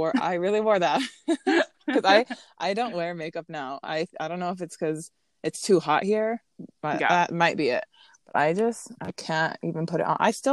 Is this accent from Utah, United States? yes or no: yes; Utah, United States; moved away as an adult; now in Las Vegas, United States; I'm from Utah, recently relocated to Vegas, been here about a year